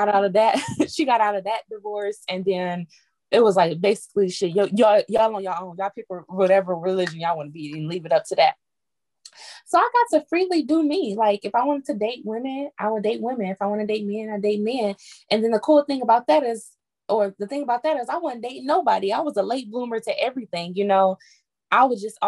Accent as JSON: {"language": "English", "town": "Detroit", "region": "Michigan", "country": "United States", "tie": "born or raised there", "said": "I grew up in Detroit"}